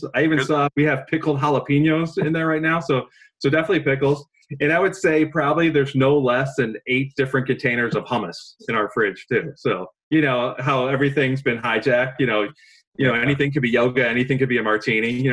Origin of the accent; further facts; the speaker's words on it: Chicago, Illinois, United States; I grew up near Wrigley Field